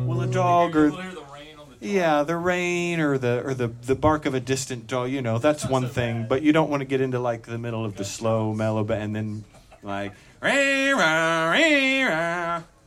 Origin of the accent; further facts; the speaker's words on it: Greenville, United States; I'm from Greenville, yeah, and I live there